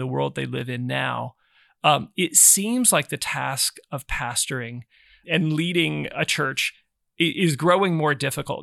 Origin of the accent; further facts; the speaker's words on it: Nebraska, United States; growing up in Nebraska